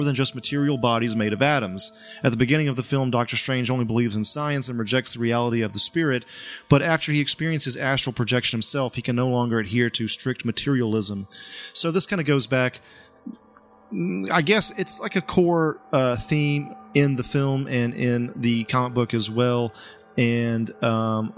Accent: the Bible Belt, United States; I'm from the Bible Belt

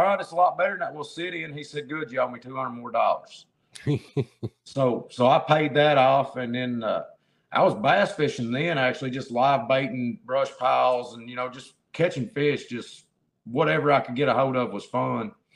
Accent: Central Kentucky, United States; I am from Central Kentucky. Is the easiest way to put that. I'm outside of Lexington

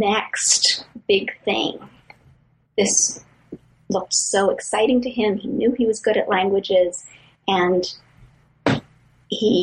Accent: Ontario, Canada; I'm from Canada

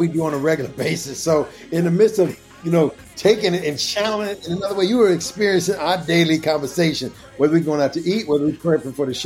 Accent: Kansas City, United States; the church where I grew up at in Kansas City

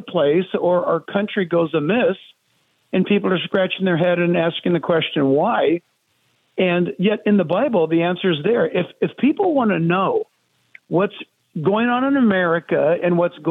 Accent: San Diego, California, United States; I'm born and raised in San Diego, California.

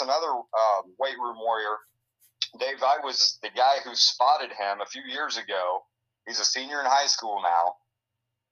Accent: Washington, Iowa, United States; our hometown Demons here, at least my hometown Demons

